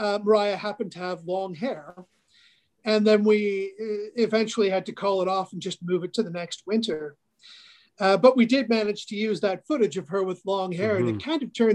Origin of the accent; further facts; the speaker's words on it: Northern Alberta, Canada; I'm from Northern Alberta. I grew up here.